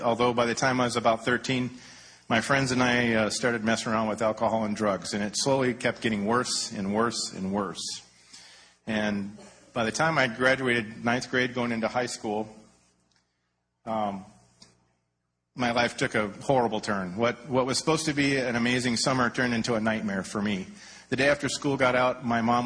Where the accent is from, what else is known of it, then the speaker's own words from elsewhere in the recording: Detroit, Michigan, United States; also born or lived in Anaheim, California; now in California, United States; I grew up in Detroit